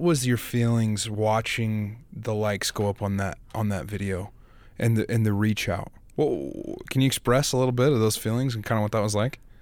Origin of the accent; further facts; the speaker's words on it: Idaho, United States; I'm from Idaho as well